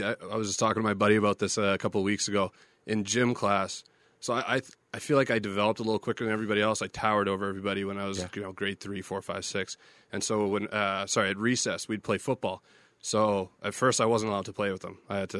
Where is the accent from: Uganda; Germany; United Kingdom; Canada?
Canada; Winnipeg, Manitoba; born or raised there; moved away as an adult; now in Las Vegas, United States